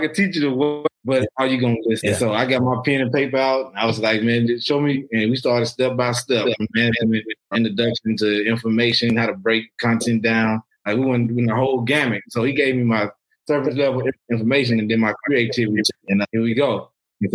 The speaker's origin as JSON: {"language": "English", "town": "Florence", "region": "Alabama", "country": "United States", "tie": "born or raised there", "also_born_or_lived": "Nashville, Tennessee / Atlanta, Georgia", "moved": "as an adult", "lives_now": "Houston, United States", "said": "I'm from Florence, Alabama. That's where I started. I was born and raised. Then I journeyed on to Tennessee State, became a teacher. Then I went to Atlanta for a little bit and ended up in the great state of Texas, in Houston, Texas."}